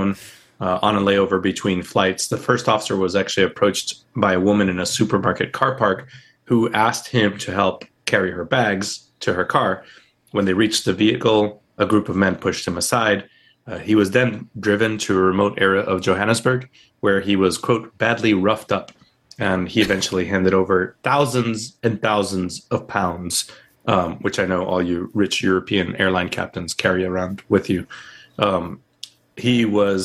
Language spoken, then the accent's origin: English; Puerto Rico; now in Charlotte, United States; when we were growing up in Puerto Rico.